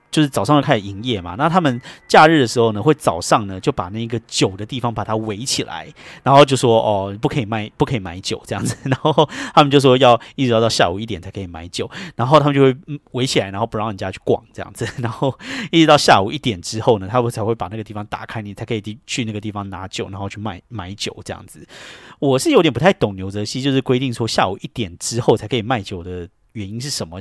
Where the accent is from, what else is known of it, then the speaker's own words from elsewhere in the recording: Taiwan; also born or lived in New York, United States; now in United States; 像我们这种在台湾长大的人